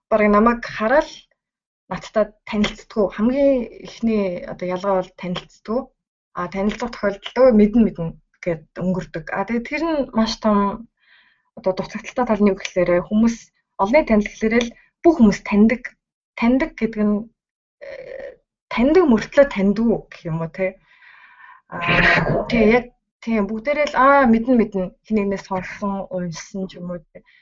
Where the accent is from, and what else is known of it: Mongolia; moved away as an adult; now in Sendai, Japan